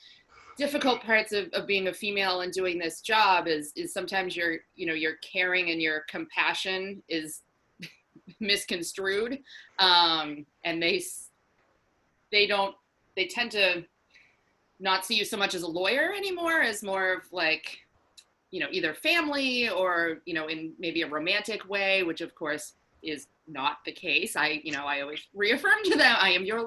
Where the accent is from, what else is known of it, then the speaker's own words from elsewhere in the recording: Walpole, Massachusetts, United States; I grew up in Walpole, which is a suburb about a half an hour outside of Boston